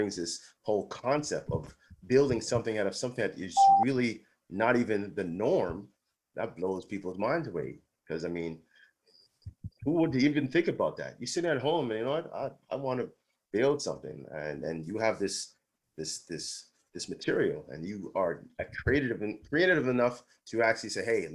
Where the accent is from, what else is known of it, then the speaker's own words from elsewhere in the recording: Toronto, Ontario, Canada; we're originally from Toronto